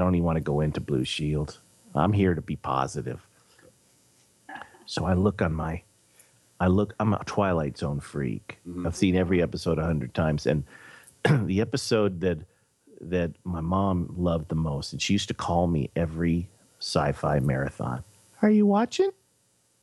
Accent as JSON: {"language": "English", "town": "Los Angeles", "region": "California", "country": "United States", "tie": "born or raised there", "moved": "yes", "lives_now": "Nevada, United States", "said": "the neighborhood that I grew up"}